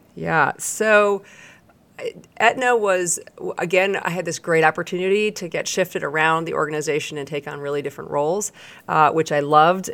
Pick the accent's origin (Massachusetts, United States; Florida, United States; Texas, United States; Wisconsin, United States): Massachusetts, United States; outside of Boston; moved away as an adult; also born or lived in Washington, D.C.; I grew up outside of Boston